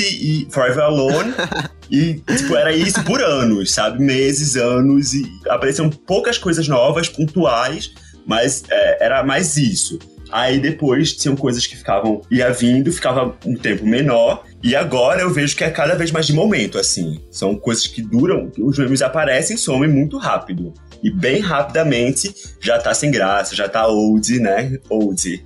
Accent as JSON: {"language": "Portuguese", "town": "Recife", "region": "Pernambuco", "country": "Brazil", "said": "a gente é do Recife"}